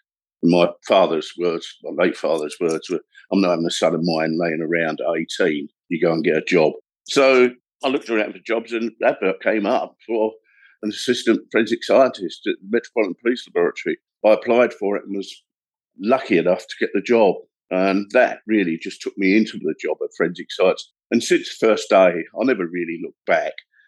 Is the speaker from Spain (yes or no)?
no; London, United Kingdom; moved away as an adult; now in Kent, United Kingdom; South East London, a place called Belvedere. It's on the outskirts of South East London and Kent. Working class boy, brought up in a council house